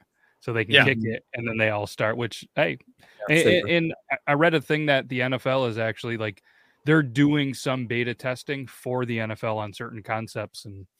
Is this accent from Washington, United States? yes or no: no; Texas, United States; born or raised there